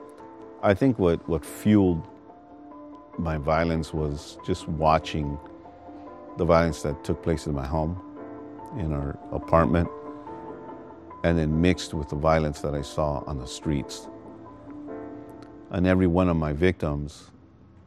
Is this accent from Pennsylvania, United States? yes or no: no; Los Angeles, California, United States; I was raised in the Rampart District of Los Angeles.